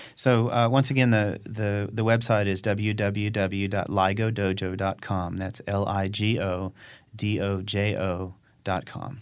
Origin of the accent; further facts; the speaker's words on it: Chapel Hill, North Carolina, United States; also born or lived in Davidson, North Carolina; I'm from Chapel Hill, uh, and uh, I'm actually kind of from Davidson, North Carolina, and Chapel Hill because I had a parent in each one of those communities when I was when I was a child